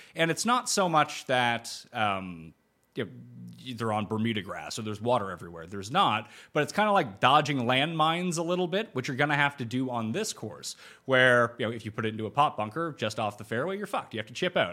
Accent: Canada; my home country

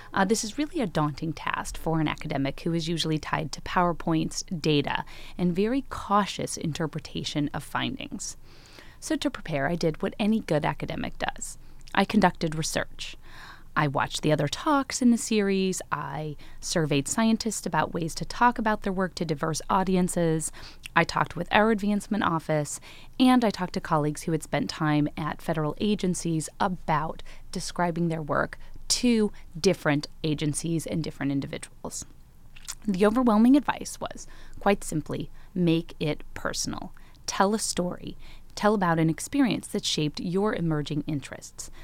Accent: Chicago, Illinois, United States; I grew up in Chicago with my mom, my sisters, and my brother

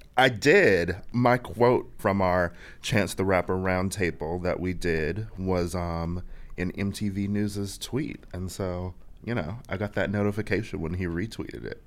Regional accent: Milwaukee, Wisconsin, United States; moved away as an adult; also born or lived in Chicago; I'm not from Chicago. I'm from Milwaukee

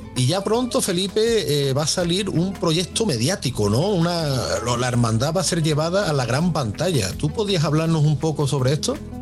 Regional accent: Seville, Andalusia, Spain; para los que somos de, Sevilla

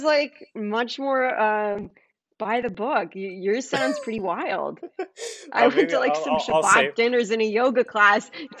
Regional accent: New York City, New York, United States; I grew up in Manhattan.

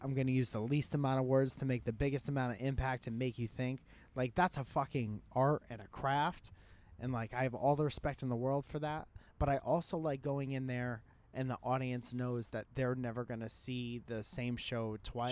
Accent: Connecticut, United States; I was a musician from Connecticut

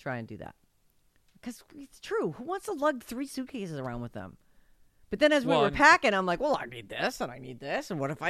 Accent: San Francisco, California, United States; moved away as an adult; I was born and raised in San Francisco. All my friends, family, everything I knew was there. 5 generations born and raised San Franciscans.

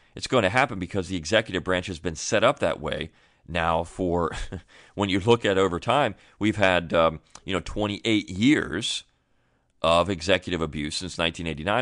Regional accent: United States; I am thoroughly an American, and this is where I was born. My my family's been here for generation upon generation upon generation.

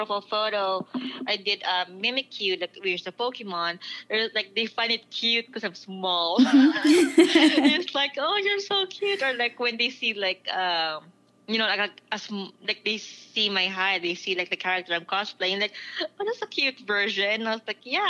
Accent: Philippines; now in United States; being Filipino, like, yeah, I'm Asian

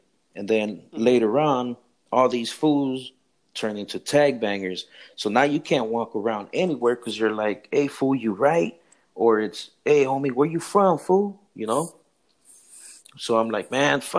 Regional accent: Los Angeles, California, United States; also born or lived in Compton, California; We moved out of that area a little bit after I've moved over to the Pico Union area over by MacArthur Park and downtown

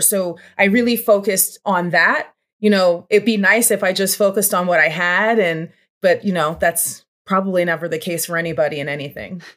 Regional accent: Levittown, Pennsylvania, United States; I grew up in Bucks County, Pennsylvania, more specific to that Langhorne, Levitt Town, P

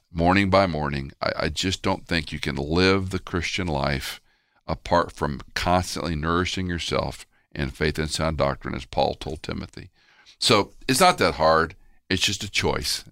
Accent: Houston, Texas, United States; moved away; also born or lived in Atlanta; I used to go back to Houston, where I grew up mostly, I was born in Atlanta

